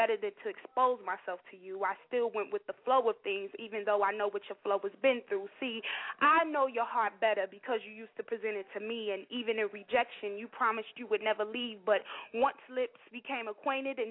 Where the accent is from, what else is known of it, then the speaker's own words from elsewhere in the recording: Chicago, Illinois, United States; I'm from Chicago